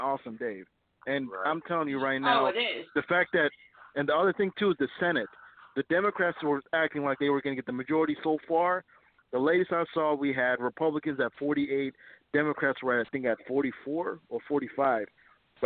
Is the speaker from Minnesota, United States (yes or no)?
yes; Minnesota, United States; I'm from Minnesota, so you should already know it's about as blue as it gets.